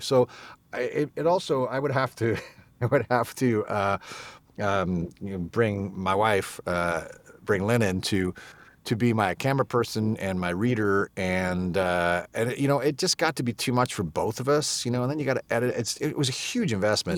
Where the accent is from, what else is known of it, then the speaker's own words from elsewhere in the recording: England, United Kingdom; moved away; I'm English. Not that you would know from, uh, from the accent I'm currently using